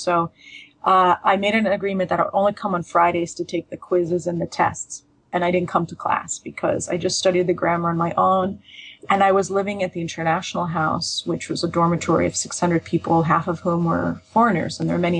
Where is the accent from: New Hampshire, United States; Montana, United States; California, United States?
California, United States; first language Russian; English is a second language; also born or lived in Leningrad, Russia / France / Bosnia; having grown up in California, I heard a lot of Spanish